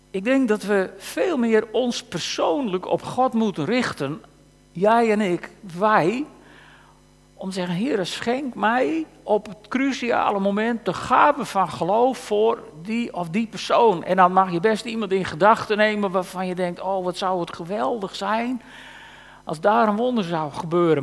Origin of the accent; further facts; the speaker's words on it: Frisians, Friesland, Netherlands; wij als Friesen